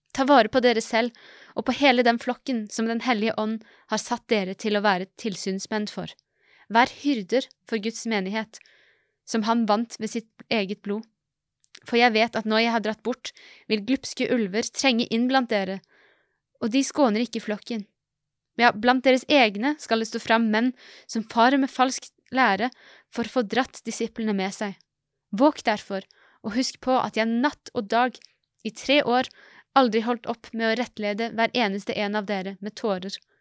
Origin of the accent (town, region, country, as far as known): Norway